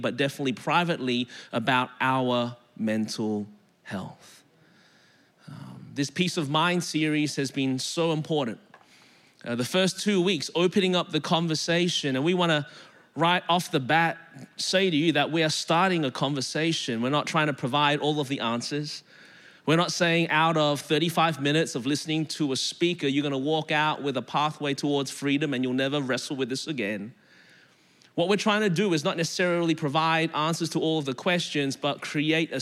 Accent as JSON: {"language": "English", "town": "Melbourne", "region": "Victoria", "country": "Australia", "tie": "born or raised there", "moved": "as an adult", "lives_now": "Anderson, United States", "said": "I live in Anderson, South Carolina now, born and raised in Melbourne, Australia. That's the reason my voice is this way."}